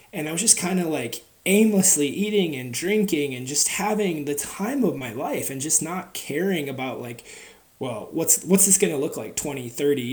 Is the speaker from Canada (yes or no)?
no; Wisconsin, United States; also born or lived in Seattle, Washington; we moved to Wisconsin from Seattle, and Wisconsin is a very different philosophy on big people